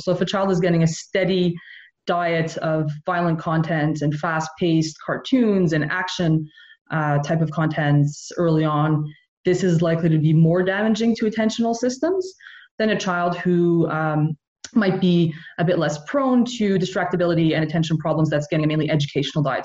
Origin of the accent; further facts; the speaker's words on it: Montreal, Quebec, Canada; now in Nova Scotia, Canada; I grew up in Montreal, so I grew up in a very bilingual family in a very bilingual community